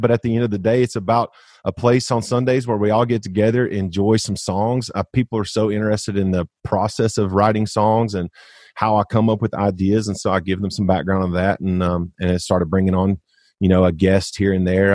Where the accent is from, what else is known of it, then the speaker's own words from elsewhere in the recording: Arkansas, United States; I know there's no way I go as far as I do if I'm not from Arkansas